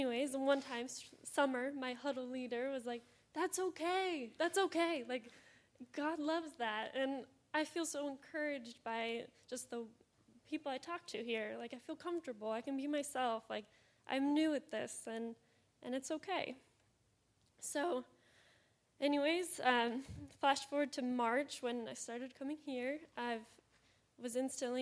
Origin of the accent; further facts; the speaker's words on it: Seattle, Washington, United States; moved away as an adult; now in Austin, United States; I'm from the Seattle area. Came here in January, so I'm very new to Austin.